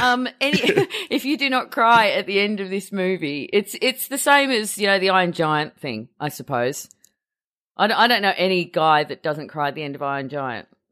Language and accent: English; Australia; being Australian